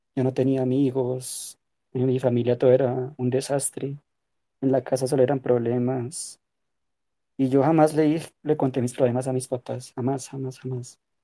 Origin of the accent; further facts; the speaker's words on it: Colombia; soy de Colombia